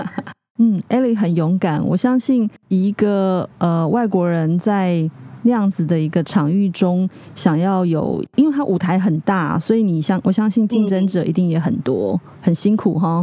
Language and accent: Chinese; Keelung, Taiwan; 我是基隆人